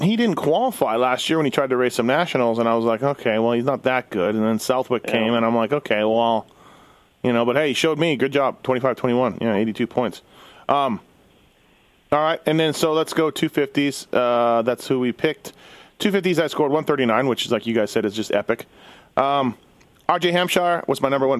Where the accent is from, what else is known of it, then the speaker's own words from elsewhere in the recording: Canada; me being Canadian.